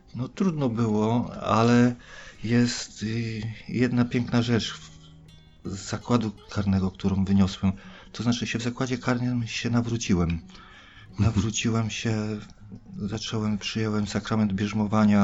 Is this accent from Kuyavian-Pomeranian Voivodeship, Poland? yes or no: yes; Bydgoszcz, Kuyavian-Pomeranian Voivodeship, Poland; ja pochodzę z Bydgoszczy, samej Bydgoszczy, województwo kujawsko-pomorskie.